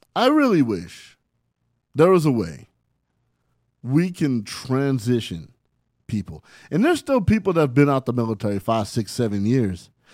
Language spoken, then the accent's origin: English; San Bernardino, California, United States; also born or lived in Barstow, California; I was raised in San Bernardino, California, by way of Barstow, California